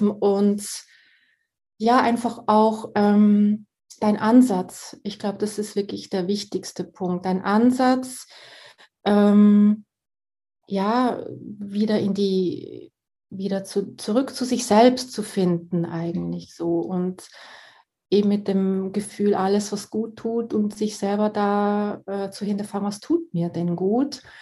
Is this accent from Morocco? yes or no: no; Switzerland; Und ich komme ja aus der Schweiz, von daher sind wir hier an der Quelle.